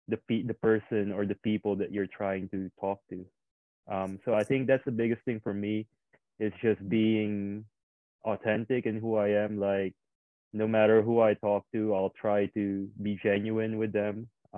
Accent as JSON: {"language": "English", "country": "Indonesia", "tie": "born or raised there", "also_born_or_lived": "Philippines", "moved": "yes", "lives_now": "Canberra, Australia", "said": "I grew up in Asia. I grew up in Indonesia and the Philippines. It's totally different cultures. I moved here to a city called Canberra."}